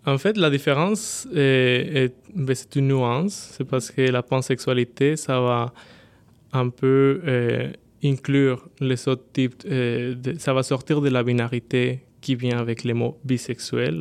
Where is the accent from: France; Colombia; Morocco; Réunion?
Colombia; Bogotá; French is a second language; moved away as an adult; now in Quebec, Canada; originaire de la Colombie. J'ai 29 ans, je suis né à Bogota et je suis arrivé au Québec il y a 6 ans.